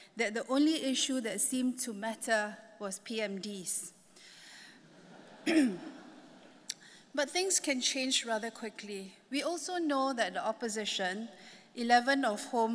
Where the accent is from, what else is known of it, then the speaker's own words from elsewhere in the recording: Singapore; moved away as an adult; now in Hong Kong; I'm a Singaporean